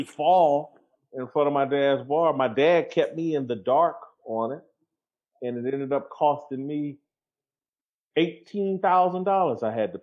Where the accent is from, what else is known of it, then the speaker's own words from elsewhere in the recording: Indianapolis, Indiana, United States; I'm from Indianapolis, and have, at different points in my life in Indianapolis, lived in some of the harder parts of Indianapolis.